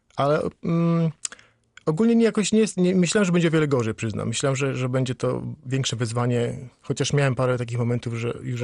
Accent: Świebodzice, Lower Silesian Voivodeship, Poland; now in Wales, United Kingdom; do domu, w którym się urodziłem, w Siebodzicach

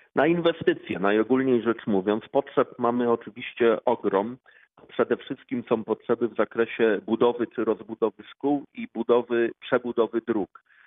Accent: Siechnice, Lower Silesian Voivodeship, Poland; Ja się tutaj urodziłem i wychowałem. Pamiętam Siechnice sprzed 30, sprzed 40 lat.

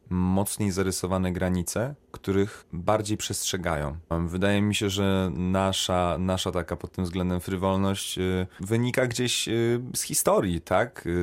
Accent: Poland; moved away; also born or lived in Sweden; będąc w Szwecji przez 9 lat, ja zawsze sobie powtarzałem, że ja nie jestem Szwedem, ja jestem Polakiem.

